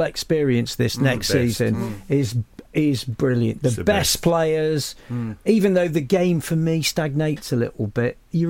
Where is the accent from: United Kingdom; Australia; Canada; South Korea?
United Kingdom; Derby, East Midlands; Derby, because that's my hometown.